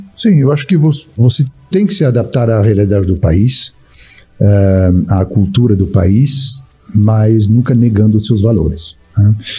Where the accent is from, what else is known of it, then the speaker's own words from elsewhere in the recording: France; Portuguese is a second language; moved away as an adult; also born or lived in England / Australia / United States / Barcelona, Spain; now in Brazil; nasci na França, eu tive a oportunidade muito jovem, com seis anos de idade, de morar na Inglaterra, fiquei três anos lá